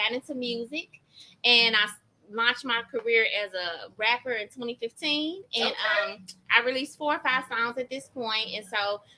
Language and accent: English; Jackson, Tennessee, United States; moved away as an adult; now in Middle Tennessee, United States; I'm originally from Jackson, Tennessee